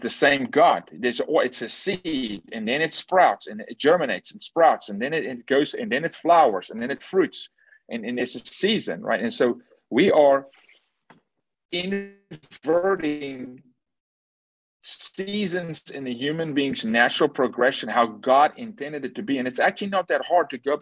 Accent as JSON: {"language": "English", "country": "South Africa", "tie": "born or raised there", "said": "I'm from South Africa, born and raised"}